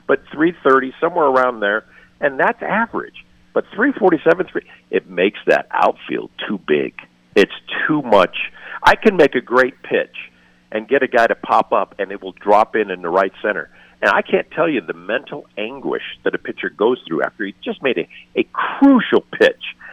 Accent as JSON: {"language": "English", "town": "Denver", "region": "Colorado", "country": "United States", "tie": "born or raised there", "said": "I'm a native. I was born and raised here in Denver"}